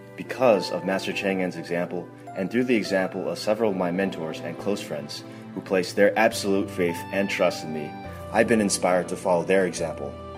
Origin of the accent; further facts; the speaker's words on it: New York, United States; I'm from New York